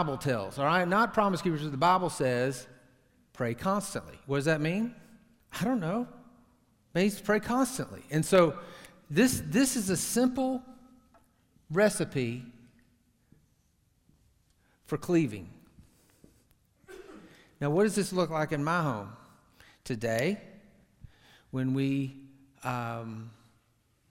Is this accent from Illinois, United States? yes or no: no; Tyler, Texas, United States; Tyler, my hometown, rose capital of the entire universe